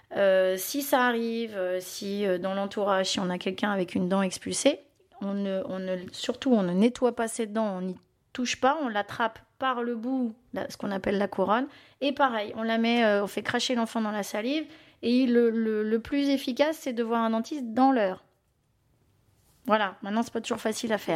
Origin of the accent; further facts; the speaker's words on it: Belgium; Moi, je suis belge